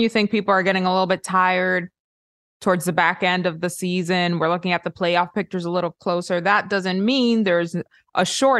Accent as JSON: {"language": "English", "town": "Miami", "region": "Florida", "country": "United States", "said": "I'm a Miami girl"}